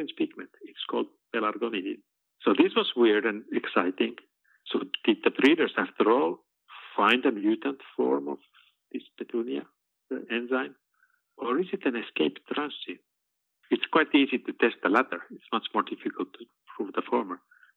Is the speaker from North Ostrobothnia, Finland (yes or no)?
no; Helsinki, Uusimaa, Finland; Helsinki, my hometown